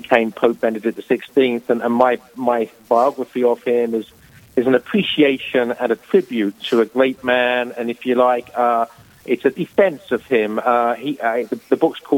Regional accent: England, United Kingdom; moved away as an adult; now in South Carolina, United States; As my accent will betray, I'm a native of England, but I've lived in the States for the last 20 years. I'm currently residing in South Carolina

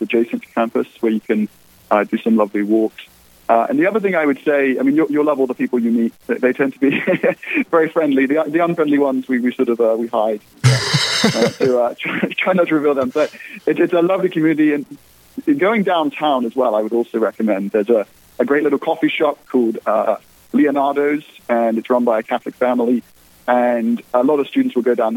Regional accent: England, United Kingdom; moved away as an adult; now in Steubenville, United States; As you can probably tell from the sound of my voice, I originally hail from across the pond, from the United Kingdom

